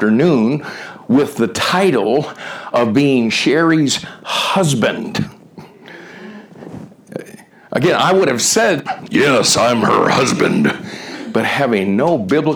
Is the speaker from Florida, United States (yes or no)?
yes; Miami, Florida, United States; moved away as an adult; also born or lived in Southern California / Ohio; I grew up in Miami